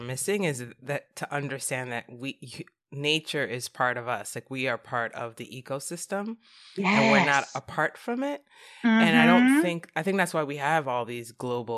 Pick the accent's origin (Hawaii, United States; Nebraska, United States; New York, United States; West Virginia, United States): New York, United States; New York City; I grew up in New York City and I didn't have anything green except Central Park